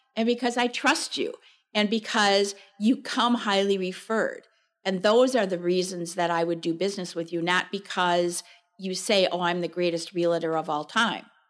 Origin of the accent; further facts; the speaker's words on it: Chicago suburbs, Illinois, United States; moved away as an adult; now in Wisconsin, United States; I grew up in the Chicago suburbs